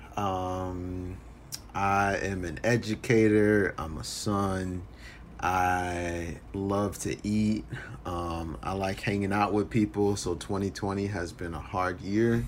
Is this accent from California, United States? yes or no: no; Philadelphia, Pennsylvania, United States; now in Evanston, United States; I grew up in Philly